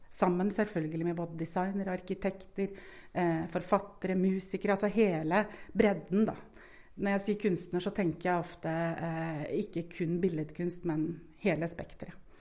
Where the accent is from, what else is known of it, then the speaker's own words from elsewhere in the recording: Moss, Østfold, Norway; moved away as an adult; also born or lived in Bergen; now in Lillehammer, Norway; Jeg er sjøl fra Moss og har familie